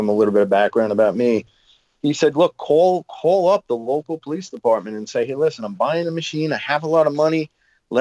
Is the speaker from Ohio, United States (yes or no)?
no; Long Island, New York, United States; I grew up on Long Island